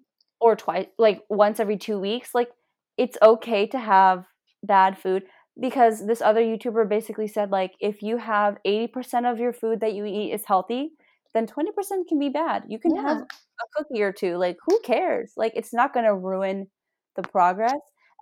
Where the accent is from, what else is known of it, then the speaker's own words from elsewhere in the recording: India; Well, we're Indian. We eat lentils.